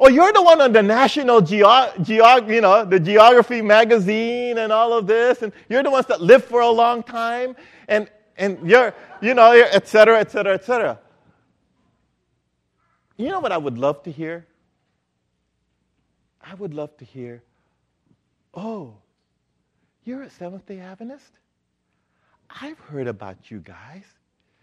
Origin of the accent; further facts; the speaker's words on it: Philippines; moved away; I grew up in the Philippines